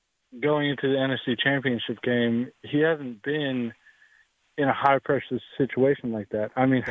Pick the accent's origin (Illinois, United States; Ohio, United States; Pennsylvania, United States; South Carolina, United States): Pennsylvania, United States; Philadelphia; now in Georgia, United States; I'm originally from Philly